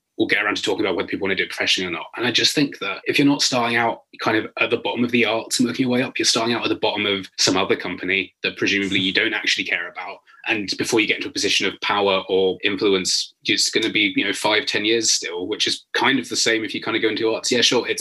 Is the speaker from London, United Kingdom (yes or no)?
yes; London, United Kingdom; moved away as an adult; now in Nottingham, United Kingdom; we moved there when I was about 2, but basically for as long as I can remember, I lived in Walthamstow in northeast London